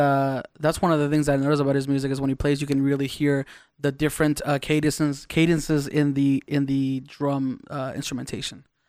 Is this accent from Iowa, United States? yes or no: no; Las Vegas, Nevada, United States; also born or lived in East Los Angeles, United States / Baja California, Mexico; we moved to Vegas